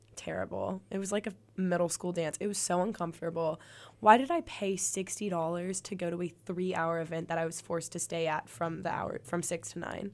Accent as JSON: {"language": "English", "town": "Birmingham", "region": "Alabama", "country": "United States", "lives_now": "Auburn, United States", "said": "I'm from Birmingham"}